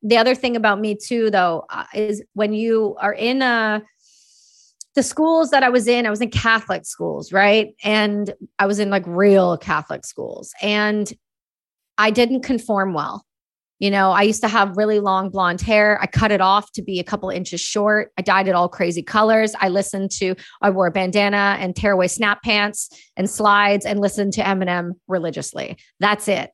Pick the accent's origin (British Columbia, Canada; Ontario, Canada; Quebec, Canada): Ontario, Canada; Cobourg; also born or lived in Belleville, Ontario / Campbellford, Ontario; I was born in Belleville, Ontario, and, uh, I grew up in Coburg, and then we moved to Campbellford where I was before I went to college.